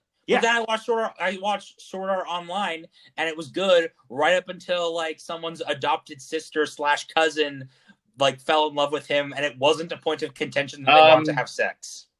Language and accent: English; Japan; born there; My parents spent many years in Japan. I was born in Japan.